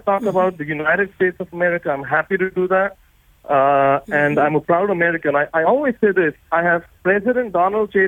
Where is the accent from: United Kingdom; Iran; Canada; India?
India; born or raised there; also born or lived in Summit, New Jersey, United States; now in Florida, United States